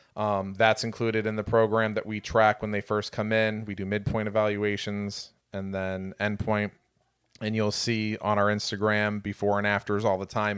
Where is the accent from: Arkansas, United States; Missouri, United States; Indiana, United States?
Indiana, United States; Chesterton; moved away; also born or lived in Michigan City, Indiana; I am an Indiana transplant originally. I'm from Michigan City, actually Chesterton, Indiana.